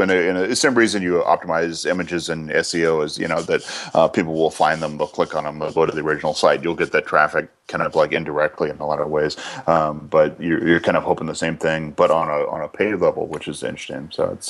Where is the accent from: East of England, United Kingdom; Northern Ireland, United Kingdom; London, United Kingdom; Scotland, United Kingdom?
Scotland, United Kingdom; So it's a good thing I'm Scottish, so I can keep up with you.